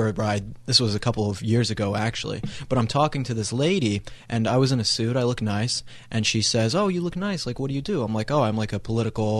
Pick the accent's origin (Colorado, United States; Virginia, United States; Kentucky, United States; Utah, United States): Colorado, United States; I grew up in Colorado